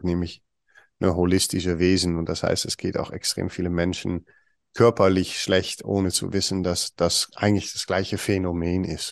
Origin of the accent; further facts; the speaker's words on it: Netherlands; German is a second language; moved away; komme ich aus Holland, ich bin Holländer